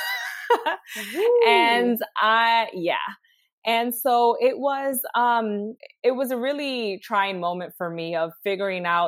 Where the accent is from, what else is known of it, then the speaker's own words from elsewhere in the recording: New York City, New York, United States; also born or lived in Harlem; I live here in New York City, born and raised in the Bronx, currently reside in Harlem